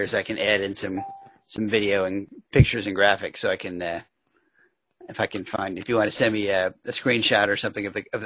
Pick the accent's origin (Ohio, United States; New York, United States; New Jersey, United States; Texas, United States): New York, United States; New York City; I grew up in the New York City area